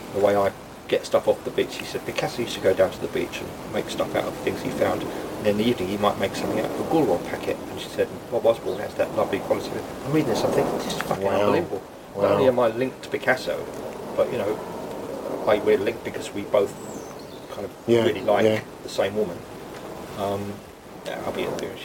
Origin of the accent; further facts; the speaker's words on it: London, United Kingdom; also born or lived in St Ives; me growing up in Notting Hill Gate